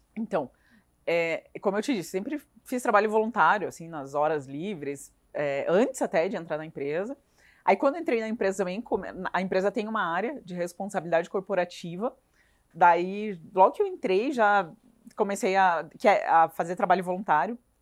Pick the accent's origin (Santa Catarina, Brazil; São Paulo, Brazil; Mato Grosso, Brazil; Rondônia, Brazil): Rondônia, Brazil; now in Curitiba, Brazil; eu passei a minha infância em Rondônia, que é no norte do país